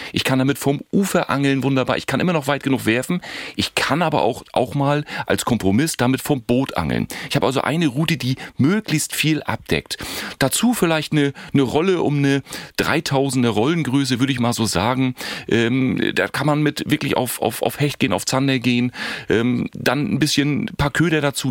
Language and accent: German; Schwerin, Mecklenburg-Vorpommern, Germany; Ich bin ja auch Schweriner, ich bin hier groß geworden am Schweriner See